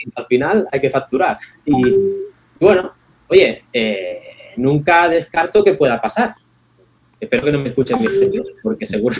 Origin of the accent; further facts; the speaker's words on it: Palafrugell, Catalonia, Spain; Mis inicios en, mi pueblo, en Palafrugell, había un club que era el Desenfocats